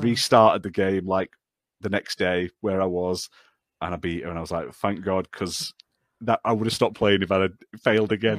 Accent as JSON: {"language": "English", "country": "United Kingdom", "said": "Being British"}